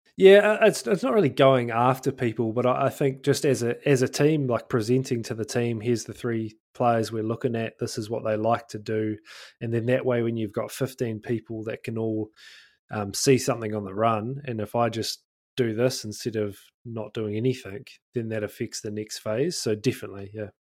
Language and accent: English; North Otago, New Zealand; North Otago, actually, my hometown